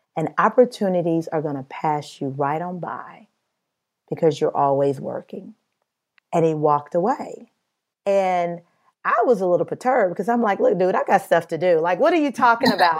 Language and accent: English; Midwest, United States; I'm from the Midwest